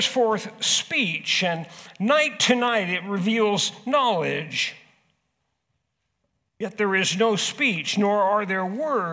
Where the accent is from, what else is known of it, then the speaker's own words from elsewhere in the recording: Southern California, United States; moved away as an adult; now in Huron, United States; I grew up in California. I grew up in Southern California, where it is street upon street upon street, building upon building upon building